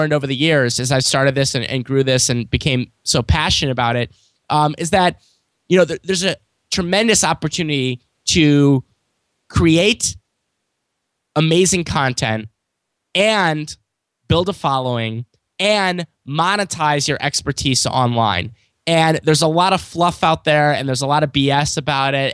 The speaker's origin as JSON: {"language": "English", "town": "St. Louis", "region": "Missouri", "country": "United States", "tie": "born or raised there", "said": "I'm from St. Louis, Missouri. I'm born and raised here."}